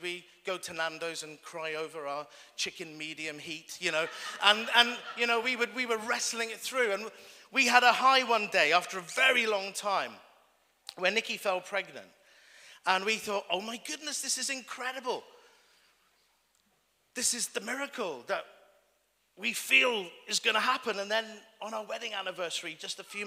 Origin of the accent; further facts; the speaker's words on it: Wales, United Kingdom; I'm Welsh